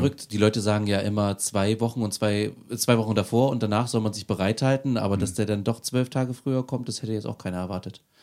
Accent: Aschersleben, Saxony-Anhalt, Germany; Aus Aschersleben.

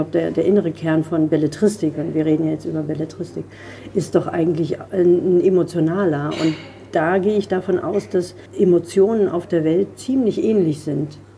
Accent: Eggesin, Mecklenburg-Vorpommern, Germany; wo ich aufgewachsen bin und dann geht im Osten natürlich ein, so ein Aha-Moment los oder so ein Raunen durch die Reihen und im Westen schweigt man, weil eben niemand weiß, was

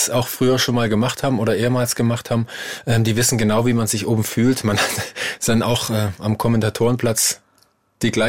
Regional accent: Saxony, Germany; Ja, ich komme aus dem Erzgebirge und da ist natürlich eine ganz, ganz große Tradition, was das Weihnachten angeht.

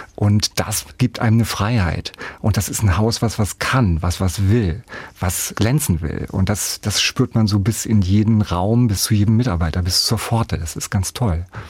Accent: a village near Hanover, Lower Saxony, Germany; moved away as an adult; also born or lived in Nuremberg, Germany; now in Meiningen, Germany; ich bin ja auf dem Dorf aufgewachsen, auf dem Land aufgewachsen

